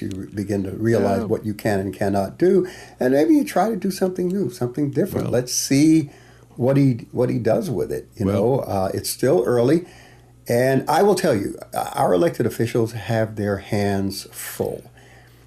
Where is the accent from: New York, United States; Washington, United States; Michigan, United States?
New York, United States; New York City; I grew up in Bedford-Stuyvesant, Bushwick, Brownsville, East New York